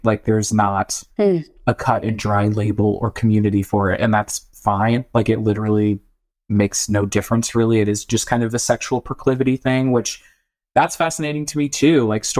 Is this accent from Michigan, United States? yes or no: no; Boston, Massachusetts, United States; I'm literally from Boston. So, yeah. What do you expect?